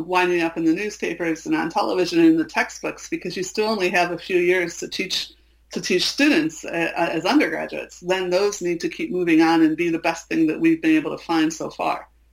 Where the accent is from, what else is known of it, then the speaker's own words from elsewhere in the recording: Chicago, Illinois, United States; I'm from Chicago